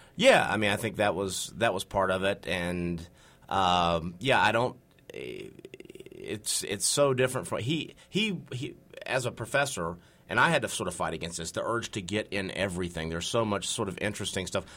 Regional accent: North Carolina, United States; I'm from North Carolina

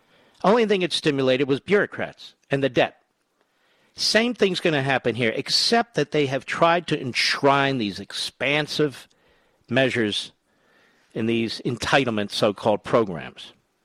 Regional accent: Philadelphia, Pennsylvania, United States; where I grew up in Philadelphia, that's what we called them.

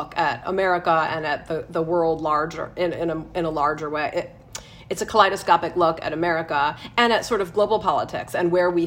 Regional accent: Michigan, United States; now in Chicago, United States; I'm from Michigan and I love Michigan

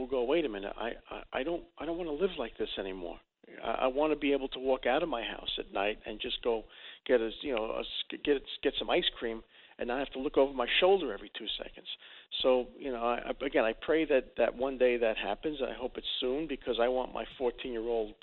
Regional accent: New York City, New York, United States; now in Los Angeles, United States; I grew up in Dyker Heights

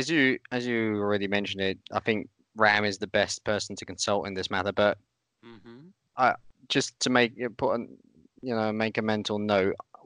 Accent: United Kingdom; now in Austria; I, as a Brit

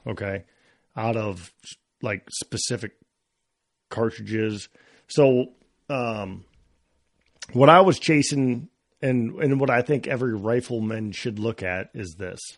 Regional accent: Iowa, United States; growing up in Iowa

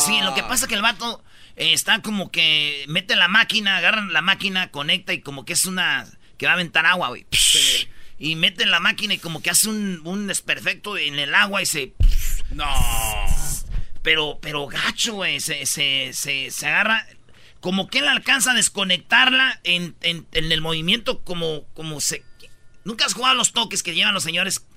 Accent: Michoacán, Mexico; moved away; Somos de Michoacán, nomás pasamos por Guadalajara

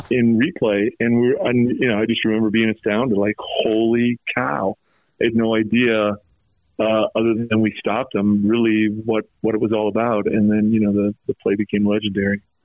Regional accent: North Salt Lake or Bountiful, Utah, United States; I grew up in in North Salt Lake or Bountiful

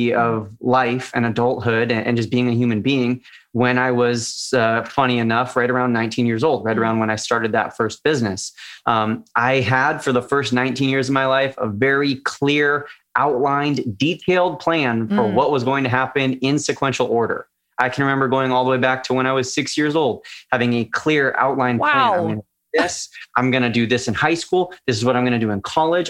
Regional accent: California, United States; even though it's in my home state

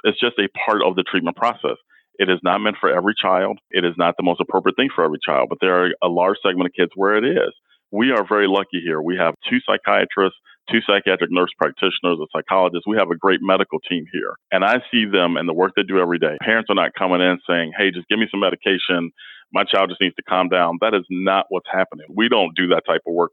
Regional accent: Chicago, Illinois, United States; now in Cedar Rapids, United States; I grew up in Chicago

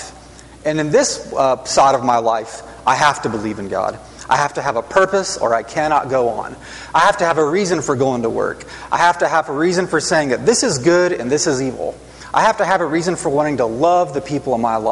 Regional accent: Huntsville, Alabama, United States; I grew up mostly around Huntsville, Alabama

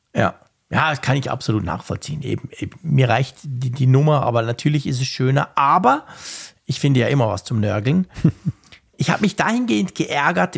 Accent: Switzerland

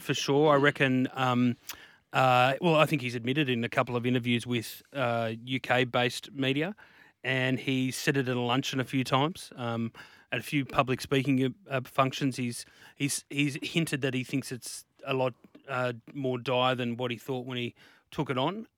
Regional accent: North Coast, New South Wales, Australia; moved away; also born or lived in Hunter Valley; where I grew up, where I grew up on the North Coast

